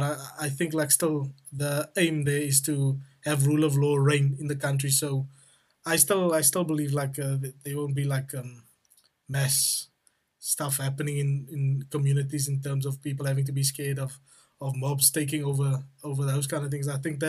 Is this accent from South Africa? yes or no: yes; South Africa; now in United Kingdom; I'm a South African currently living in the United Kingdom.